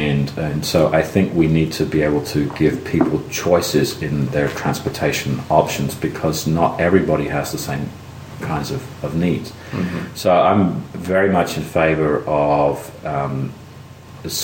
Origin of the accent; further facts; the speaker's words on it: England, United Kingdom; now in Athens, United States; I mean, I grew up in Europe. Everybody uses the bus.